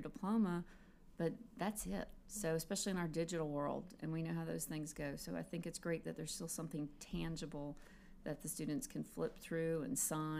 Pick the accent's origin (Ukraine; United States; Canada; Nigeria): United States; Mobile County, Alabama; I'm a graduate from Mobile County Schools